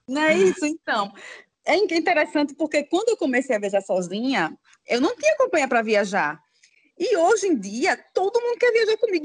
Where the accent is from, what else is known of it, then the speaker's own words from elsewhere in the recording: Aracaju, Sergipe, Brazil; eu sou de Aracaju, Sergipe, né? Aqui do Nordeste